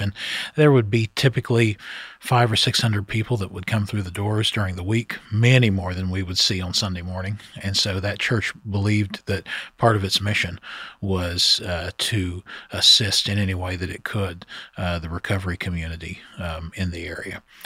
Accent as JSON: {"language": "English", "area": "Scioto County", "region": "Ohio", "country": "United States", "tie": "born or raised there", "said": "I grew up in Sauda County, Ohio"}